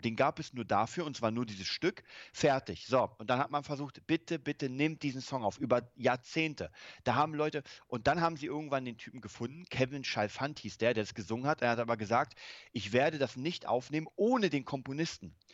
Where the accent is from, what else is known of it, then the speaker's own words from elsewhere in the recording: Germany; bei uns in Deutschland